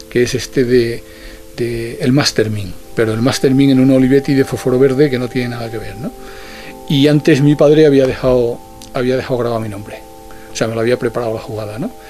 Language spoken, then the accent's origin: Spanish; Granada, Andalusia, Spain; moved away; Volví de vacaciones, bueno, de permiso a mi pueblo de Granada